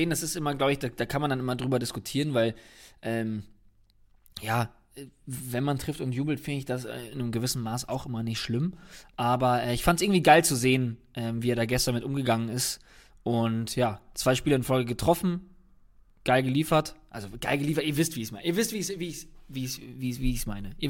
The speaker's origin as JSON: {"language": "German", "town": "Cologne", "region": "North Rhine-Westphalia", "country": "Germany", "said": "Natürlich will man das als Kölner nicht sehen"}